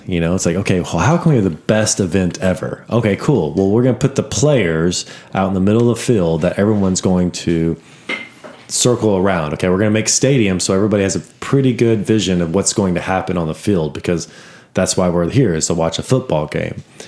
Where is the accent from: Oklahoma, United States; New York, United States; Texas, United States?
Texas, United States; Austin; I'm from Austin